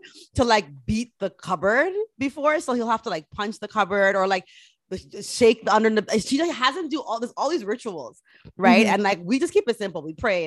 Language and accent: English; Jamaica; being Jamaican, we used to get Ray and Nephew on the tongue